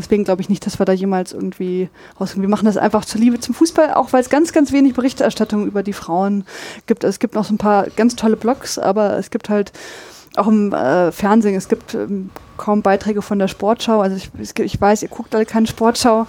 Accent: Braunschweig, Lower Saxony, Germany; now in Dortmund, Germany; Ich komme aus Braunschweig

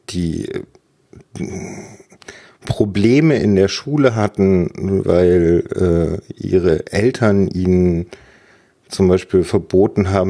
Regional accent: West Germany, Germany; ich bin im Westen groß geworden, meistens auf Dörfern, nie sehr lange in äh, an einem Ort gewesen.

